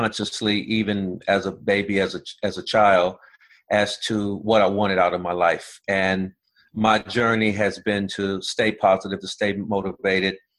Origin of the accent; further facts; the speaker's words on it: Los Angeles, California, United States; I grew up in South Central Los Angeles